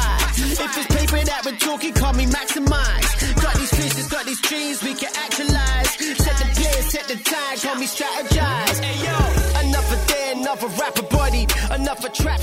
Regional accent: London, United Kingdom; now in United Arab Emirates; me as a Londoner

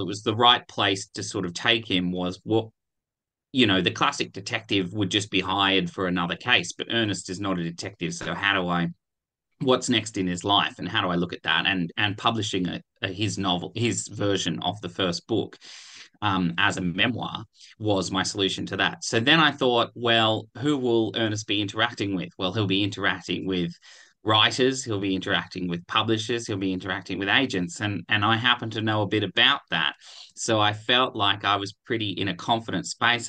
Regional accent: Canberra, Australian Capital Territory, Australia; I grew up in Canberra

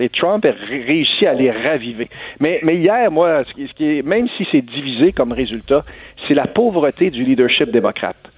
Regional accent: Canada; chez nous au Canada

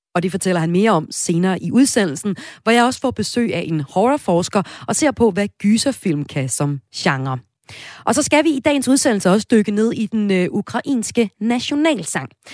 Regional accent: Denmark

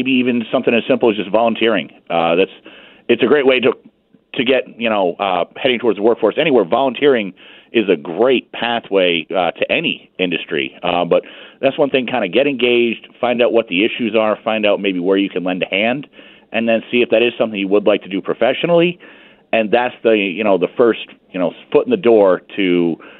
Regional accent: North Kingstown, Rhode Island, United States; moved away as an adult; I grew up in North Kingstown, Rhode Island, small town right on the water

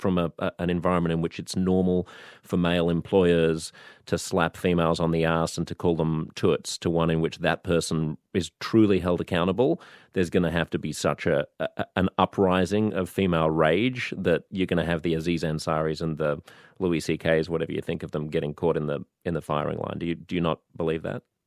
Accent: Australia; I was born in Australia

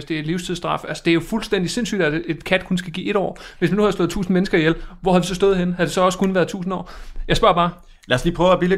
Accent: Viborg, Central Denmark Region, Denmark; Altså jeg kommer fra Viborg, og der har vi altid gjort det, at vi har sagt 1,1 år per kat.

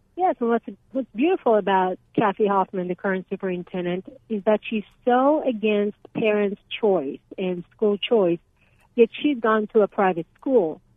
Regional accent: Israel; now in Arizona, United States; I'm from Israel

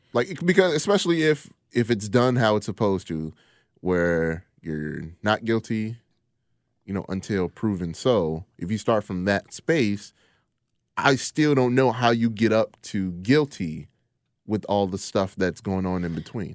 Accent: United States; Me being an American black man

